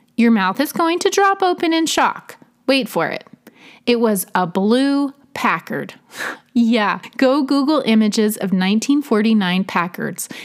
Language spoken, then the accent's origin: English; Oregon, United States; now in Tennessee, United States; where I grew up in Oregon